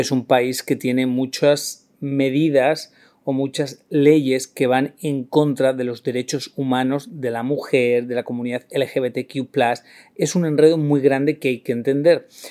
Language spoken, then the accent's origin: Spanish; Spain; soy la vergüenza de España